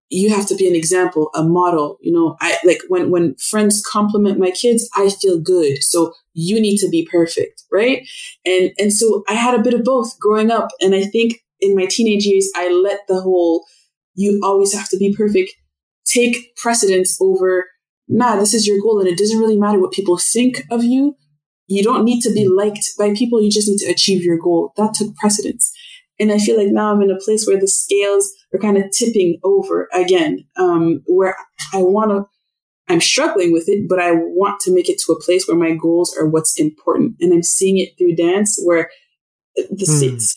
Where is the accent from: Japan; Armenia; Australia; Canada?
Canada; Ottawa, Ontario; first language French; English is a second language; moved away; also born or lived in Montreal / Toronto / Vancouver; French is my mother tongue. English is my second language. And I remember when we moved to Ottawa, all the kids on my street, because I was born in Montreal